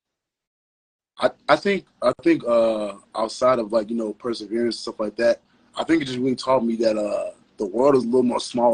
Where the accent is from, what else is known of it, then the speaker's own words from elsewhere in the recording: Chicago, Illinois, United States; From the west side of Chicago